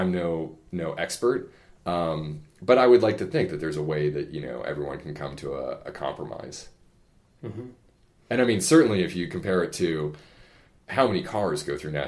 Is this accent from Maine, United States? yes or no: yes; Bangor, Maine, United States; I was born and raised in Bangor, Maine